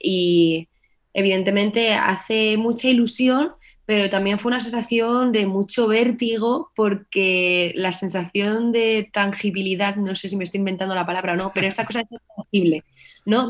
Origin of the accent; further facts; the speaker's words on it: Navalmoral de la Mata, Extremadura, Spain; aquí en mi pueblo, en la Almoral de la Mata, Allí, pues con mis 12 añitos, 11, empecé a estudiar clarinete